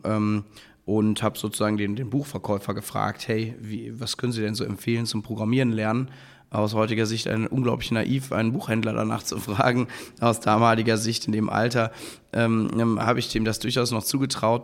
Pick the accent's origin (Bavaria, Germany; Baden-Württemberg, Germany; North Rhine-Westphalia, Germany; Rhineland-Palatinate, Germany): North Rhine-Westphalia, Germany; Cologne; moved away as an adult; now in Berlin, Germany; bin dann in meine Heimatstadt Köln an eine kleine Business School gegangen